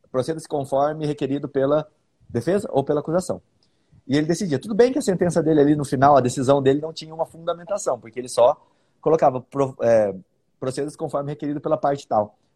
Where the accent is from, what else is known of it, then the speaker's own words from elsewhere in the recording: Bauru, São Paulo, Brazil; now in Campo Grande, Brazil; Eu sou de Bauru, interior de São Paulo, né? Eu nasci lá e depois, por causa do concurso, hoje eu, eu moro em Campo Grande. Já sou campo grandense, vamos dizer assim.